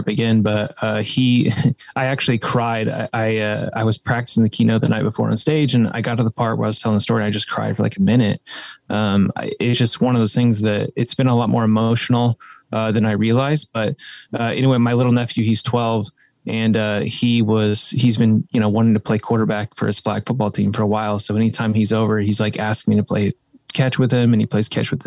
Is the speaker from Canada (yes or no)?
no; Midwest, United States; growing up in the Midwest, you know, we're in the Bible Belt